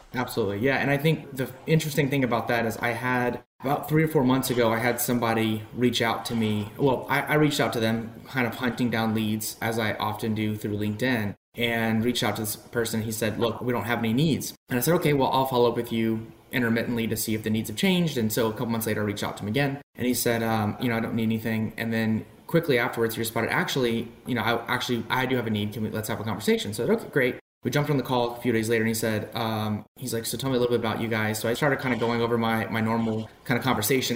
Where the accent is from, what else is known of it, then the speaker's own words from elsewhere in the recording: South Louisiana, United States; moved away; I grew up in Louisiana and South Louisiana specifically